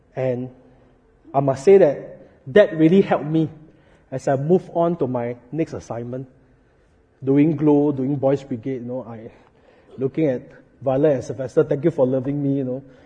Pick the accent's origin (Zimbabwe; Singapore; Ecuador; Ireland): Singapore; as Singaporean